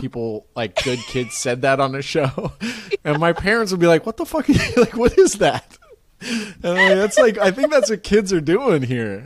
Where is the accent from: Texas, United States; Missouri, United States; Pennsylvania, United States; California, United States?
California, United States; Marin; I grew up in Marin, which is just north of it